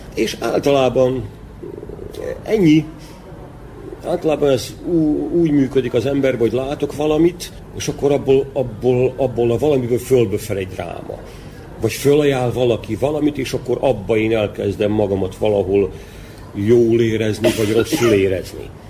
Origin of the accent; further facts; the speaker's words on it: Vojvodina, Serbia; ebbe születtem bele